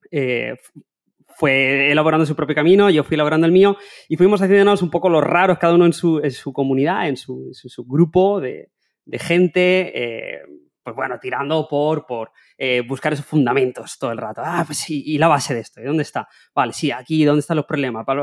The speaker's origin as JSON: {"language": "Spanish", "town": "Elche", "region": "Valencian Community", "country": "Spain", "tie": "born there", "said": "los dos nacimos en Elche, eh, Pau vive en Alemania, pero él es de Elche también"}